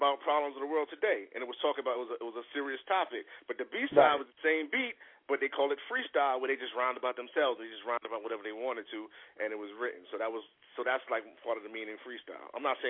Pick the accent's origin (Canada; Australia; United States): United States; New York City, New York; We're originally from the Bronx